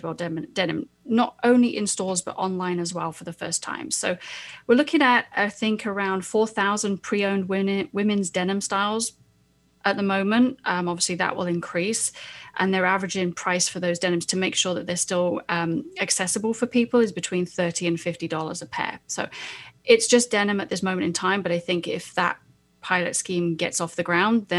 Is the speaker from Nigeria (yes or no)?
no; United Kingdom; moved away; I'm British